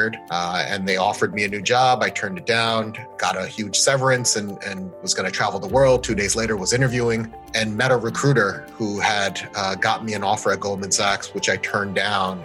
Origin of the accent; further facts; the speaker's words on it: New York City, New York, United States; I'm a New Yorker born and raised